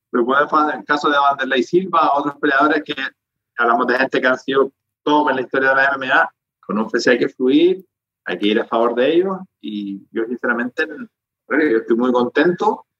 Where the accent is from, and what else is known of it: Spain